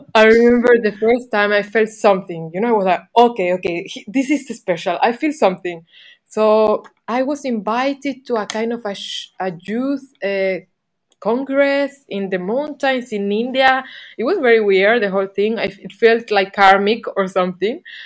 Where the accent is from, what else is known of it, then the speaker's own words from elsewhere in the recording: Canary Islands, Spain; moved away as an adult; also born or lived in England / Barcelona; I was living in England because I'm from Canary Islands, and then I lived some bit in Barcelona.